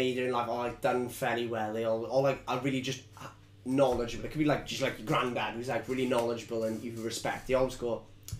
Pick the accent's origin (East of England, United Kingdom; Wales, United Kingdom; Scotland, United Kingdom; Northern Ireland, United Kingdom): Wales, United Kingdom; I'm Welsh.